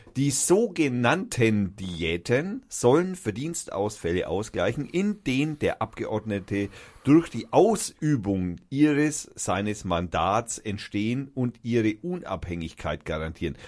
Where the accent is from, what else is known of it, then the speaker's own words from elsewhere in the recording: Fürth, Bavaria, Germany; wir sind aus Fürth